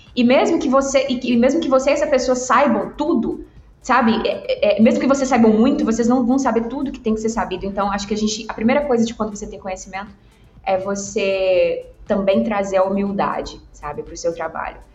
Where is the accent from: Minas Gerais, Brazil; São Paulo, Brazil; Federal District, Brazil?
Minas Gerais, Brazil; Governador Valadares; eu sou do interior de Minas, eu sou de Valadares